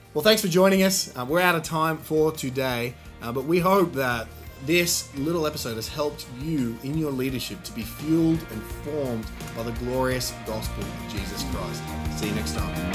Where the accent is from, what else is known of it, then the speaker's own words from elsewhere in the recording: Australia; growing up in Australia, I think we thought we were humble because we talked ourselves down a lot